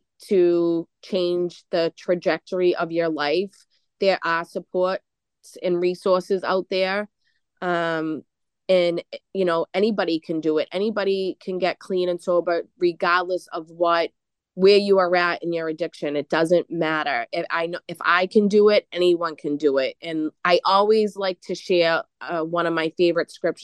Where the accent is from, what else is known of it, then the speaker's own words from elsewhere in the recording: Boston, Massachusetts, United States; growing up in Charlestown, we had to have like this kill or be killed attitude